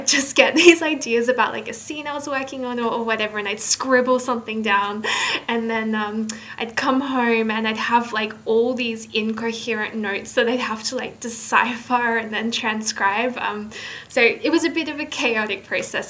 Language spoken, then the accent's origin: English; Australia; also born or lived in northern England; now in England, United Kingdom; I'm from Australia